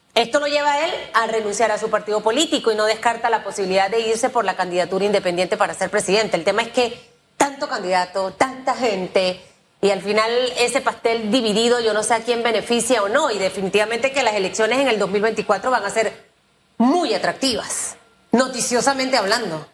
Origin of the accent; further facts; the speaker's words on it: Panama; soy una panameña que igual ejerce el voto